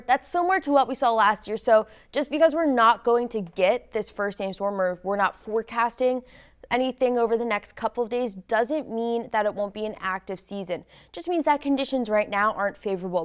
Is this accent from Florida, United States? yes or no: yes; Florida, United States; moved away; also born or lived in New Jersey; that tropical weather that I grew up with in Florida